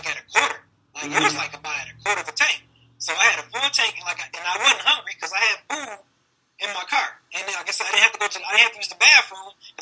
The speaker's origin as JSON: {"language": "English", "town": "Detroit", "region": "Michigan", "country": "United States", "tie": "born or raised there", "said": "Grew up, born and raised in the West Side"}